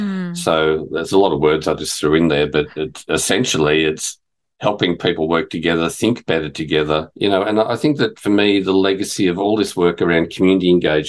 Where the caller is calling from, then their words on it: Fitzroy, Victoria, Australia; I'm joining you from Wurundjeri, Woiwurrung country, part of the Kulin Nation, and Fitzroy